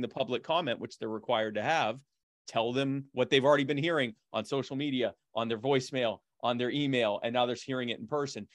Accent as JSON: {"language": "English", "town": "Myrtle Beach", "region": "South Carolina", "country": "United States", "tie": "born or raised there", "also_born_or_lived": "Baltimore, Maryland", "said": "I was born in Baltimore, but we moved to Myrtle Beach when I was a kid"}